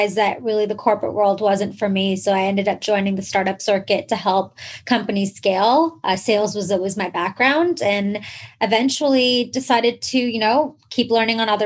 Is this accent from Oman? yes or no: yes; Oman; moved away as an adult; also born or lived in Canada; I was actually born and raised in the Middle East, in this like small country called Oman, which is between Yemen and Dubai